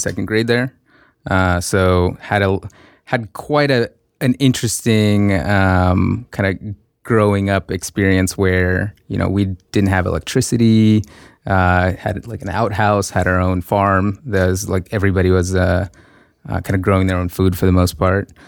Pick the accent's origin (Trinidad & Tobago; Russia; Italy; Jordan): Russia; moved away; I grew up in Russia